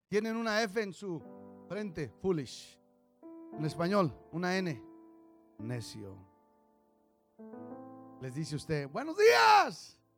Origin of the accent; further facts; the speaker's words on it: Mexico; que porque somos mexicanos y la gente es muy racista y esto y lo otro